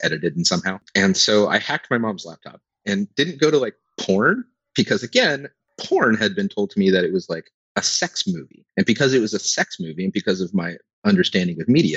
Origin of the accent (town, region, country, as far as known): Pacific Northwest, United States; born or raised there